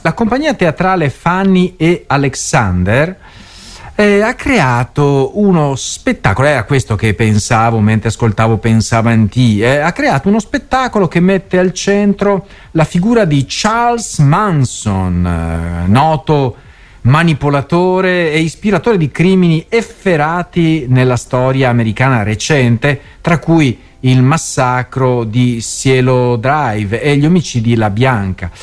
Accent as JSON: {"language": "Italian", "town": "Mestre", "region": "Veneto", "country": "Italy", "tie": "born or raised there", "said": "a Mestre, quindi nella mia città natale"}